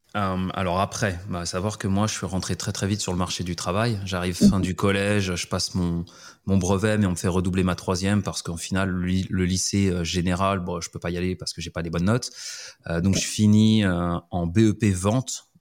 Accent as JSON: {"language": "French", "town": "Montpellier", "region": "Occitania", "country": "France", "moved": "as an adult", "said": "moi de Montpellier"}